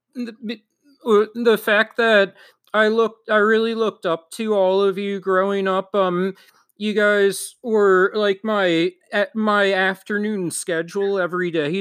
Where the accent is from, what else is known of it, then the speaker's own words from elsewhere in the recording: Philadelphia, Pennsylvania, United States; now in South Florida, United States; up in Philly where I grew up. I grew up in Philly.